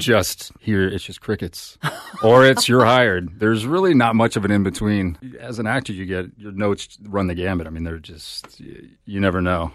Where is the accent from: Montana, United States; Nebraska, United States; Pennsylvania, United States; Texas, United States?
Texas, United States; now in Los Angeles, United States; I'm from Texas